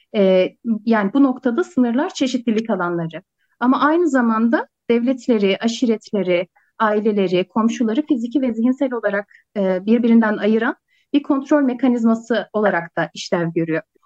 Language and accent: Turkish; Selim, Kars Province, Turkey; Ben Kars'ın Selim ilçesinin büyük oluklu köyünde doğdum, büyüdüm.